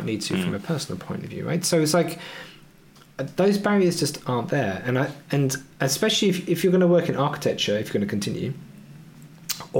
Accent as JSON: {"language": "English", "country": "United Kingdom", "moved": "as an adult", "said": "I'm always going to go back to my home country where my friends and family are."}